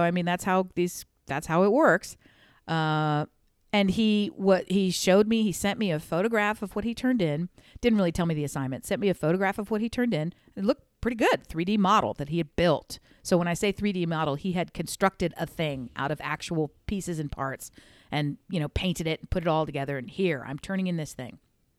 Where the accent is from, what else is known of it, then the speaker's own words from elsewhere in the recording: Mid-Atlantic, United States; I'm from the Mid-Atlantic like you are. I'm from exactly the same part of the world eventually that, you are.